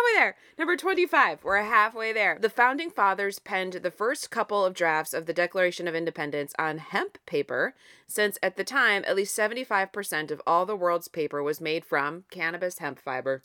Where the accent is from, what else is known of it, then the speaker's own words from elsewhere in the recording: Ohio, United States; it's my home state and because I'm literally recording this in Ohio